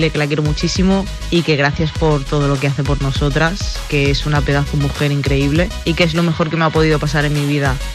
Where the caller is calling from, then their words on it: Logroño, La Rioja, Spain; Te llamo desde Logroño